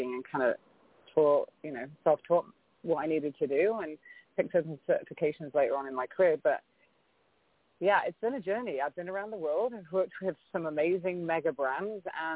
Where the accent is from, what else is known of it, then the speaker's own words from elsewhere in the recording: England, United Kingdom; now in San Diego, United States; I was born in England, raised in the UK by two American parents